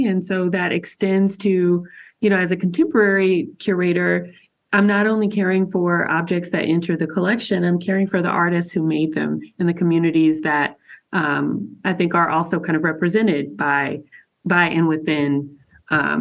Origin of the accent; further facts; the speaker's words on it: Macon, Georgia, United States; I'm from Macon, Georgia. That's where I grew up